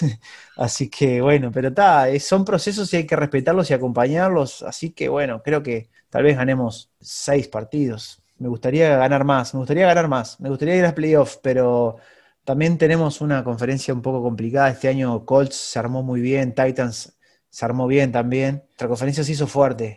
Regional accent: Uruguay; como uruguayo me encantaría

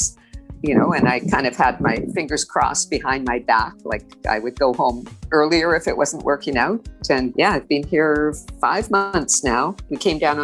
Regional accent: Canada; moved away as an adult; now in Barbados; I'm Canadian

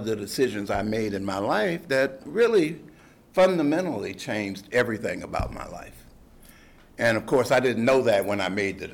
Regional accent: Detroit, Michigan, United States; I grew up in Detroit

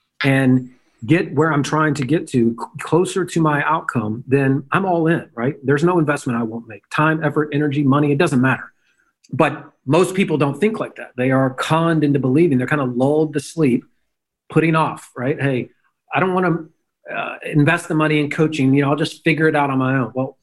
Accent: Memphis, Tennessee, United States; I'm a redneck from Memphis, Tennessee.

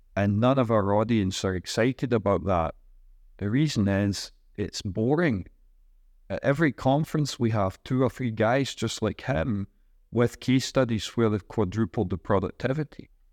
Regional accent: Scotland, United Kingdom; moved away as an adult; also born or lived in Singapore / Ireland / United States; now in Bilbao, Spain; I'm from Scotland. I've lived in Singapore and Ireland and the United States for about 23 years.

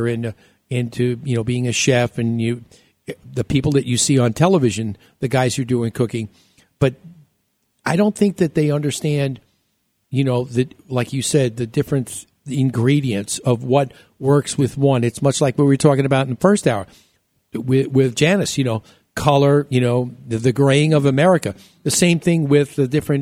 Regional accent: New York, United States; moved away; also born or lived in Chicago; when we were growing up in New York

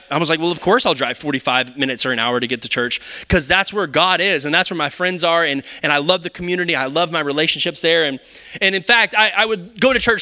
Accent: Round Rock, Texas, United States; also born or lived in Kyle, Texas; I grew up in Round Rock, and so we moved to Kyle when I was in high school

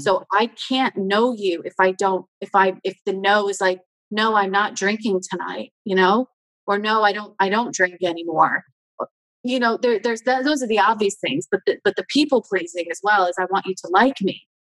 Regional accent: United States; I'm American

